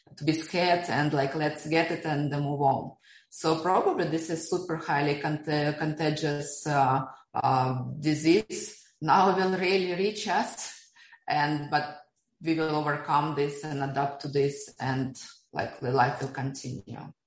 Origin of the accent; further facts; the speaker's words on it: Siberia, Russia; now in Dubai, United Arab Emirates; I was born in Siberia during Soviet time